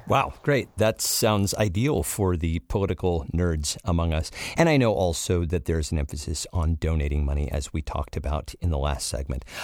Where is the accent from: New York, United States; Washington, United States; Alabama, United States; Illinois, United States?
Washington, United States; Washington State, my home state, uh, for which you have just included the 8th District, which happens to be my home district.